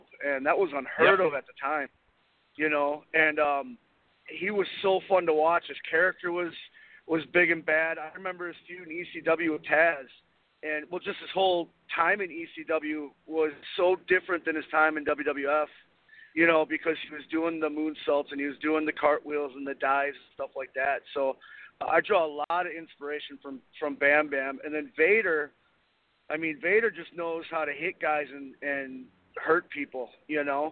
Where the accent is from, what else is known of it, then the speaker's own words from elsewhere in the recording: Milwaukee, Wisconsin, United States; I'm from Milwaukee